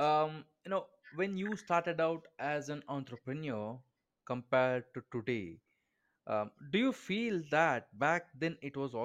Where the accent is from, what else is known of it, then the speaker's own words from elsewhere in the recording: India; I'm from India, I am very involved in startup culture here